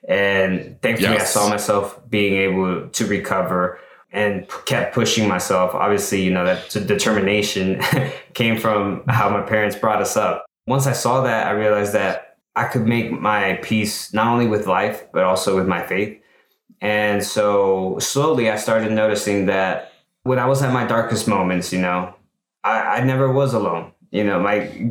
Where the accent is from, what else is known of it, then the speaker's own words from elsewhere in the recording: El Salvador; now in United States; I'm from El Salvador, right? An immigrant, and my family raised us to be like outstanding citizens, to earn our rights to live here, right? In the US